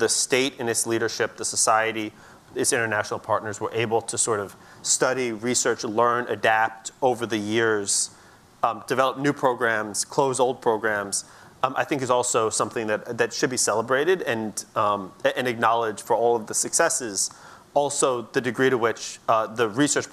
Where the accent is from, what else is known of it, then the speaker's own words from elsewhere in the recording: United States; we're sitting here in the U.S., I'm an American